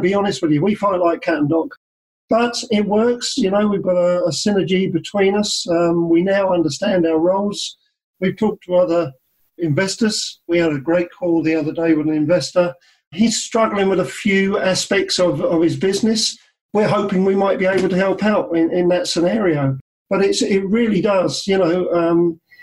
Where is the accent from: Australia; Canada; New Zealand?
New Zealand; I'm from New Zealand